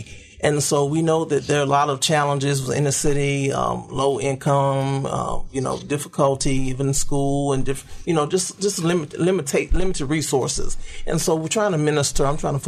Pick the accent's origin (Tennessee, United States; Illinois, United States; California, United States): Tennessee, United States; Memphis; I'm right here from Memphis, Tennessee. Went to Kirby High School. Like Rev Kev, I actually accepted Christ in Vacation Bible School at the age of 7. And my family was very active in the church and everything, very active in the church. And so grew up in the church.